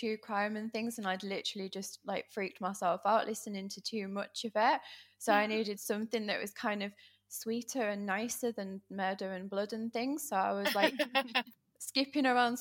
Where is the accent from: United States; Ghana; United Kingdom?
United Kingdom; Yorkshire and the Humber; I'm from Yorkshire.